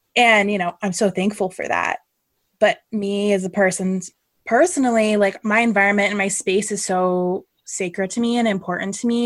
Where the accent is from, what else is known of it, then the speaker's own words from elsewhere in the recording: California, United States; now in Connecticut, United States; Lauren and I met in California and we're both from California, I live uh, in Connecticut now